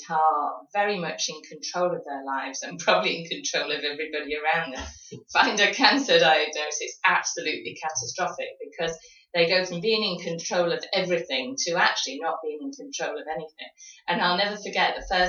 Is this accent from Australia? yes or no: no; High Peak, East Midlands, United Kingdom; moved away as an adult; also born or lived in Bristol; now in Exeter, United Kingdom; I was originally born in the High Peak.